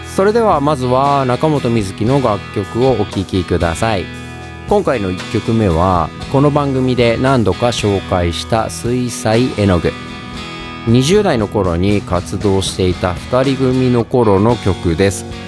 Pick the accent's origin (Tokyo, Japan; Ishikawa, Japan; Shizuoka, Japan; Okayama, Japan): Okayama, Japan; also born or lived in Osaka; 地元岡山と大阪を行ったり来たりしながら